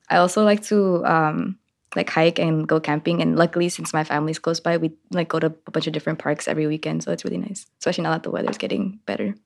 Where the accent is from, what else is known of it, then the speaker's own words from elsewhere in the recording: Richmond, California, United States; also born or lived in Liberia; I grew up in East Bay in Richmond, California